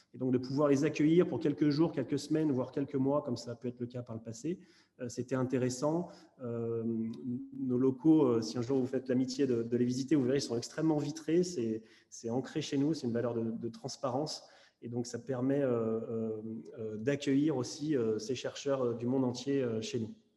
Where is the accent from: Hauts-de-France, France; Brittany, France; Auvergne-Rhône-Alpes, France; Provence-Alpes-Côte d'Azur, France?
Auvergne-Rhône-Alpes, France; Lyon; moved away; je suis lyonnais d'origine